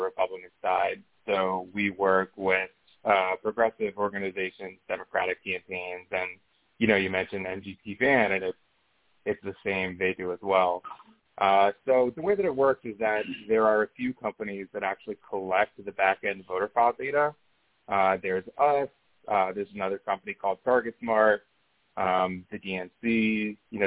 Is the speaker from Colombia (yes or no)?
no; Israel; moved away; I'm from Israel originally.